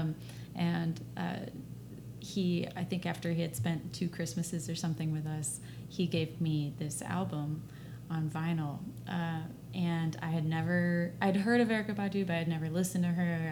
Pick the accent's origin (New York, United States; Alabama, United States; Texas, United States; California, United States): Texas, United States; Dallas; I'm from Dallas